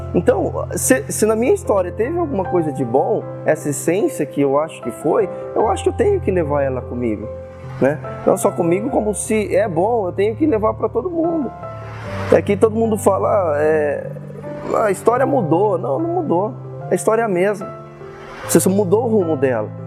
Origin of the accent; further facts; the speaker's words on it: Osvaldo Cruz, São Paulo, Brazil; nasci aqui em Oswaldo Cruz mesmo. Sou filho de Oswaldo Cruz, né? Meus pais também nasceram aqui.